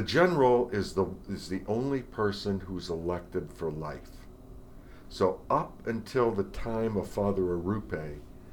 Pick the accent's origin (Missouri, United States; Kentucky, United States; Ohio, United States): Missouri, United States; St. Louis; now in Dallas, United States; I grew up in St. Louis, and I had an uncle and some cousins who lived right up the street from us